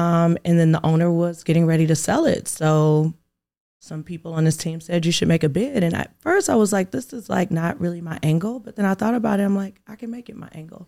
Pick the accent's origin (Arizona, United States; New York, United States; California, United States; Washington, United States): California, United States; Inglewood; now in Atlanta, United States; I'm from Inglewood, California